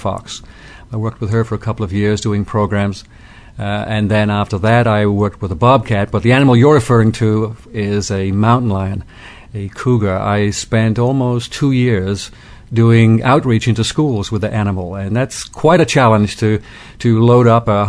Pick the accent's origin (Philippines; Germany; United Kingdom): United Kingdom; moved away as an adult; now in United States; When I moved from Great Britain, which is where I was born, out to the U.S.